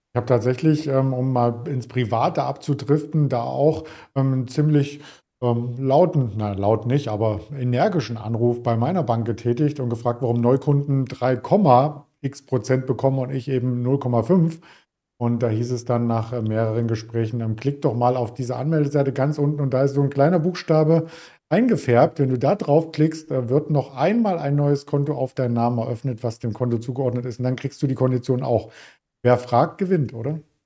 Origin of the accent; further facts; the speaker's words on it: East Germany, Germany; Als Ossi kann ich ja nur sagen